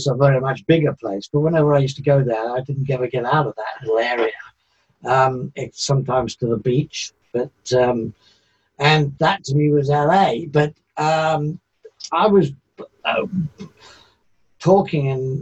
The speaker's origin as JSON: {"language": "English", "region": "England", "country": "United Kingdom", "said": "being English"}